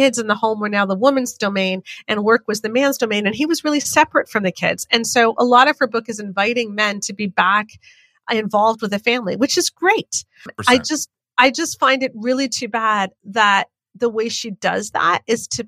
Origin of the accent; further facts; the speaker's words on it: Canada; as a Canadian